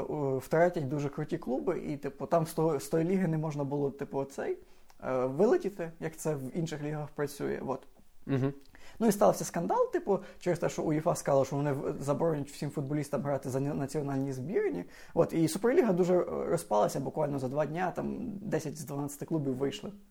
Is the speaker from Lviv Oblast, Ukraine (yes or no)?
yes; Lviv, Lviv Oblast, Ukraine; Я я зі Львова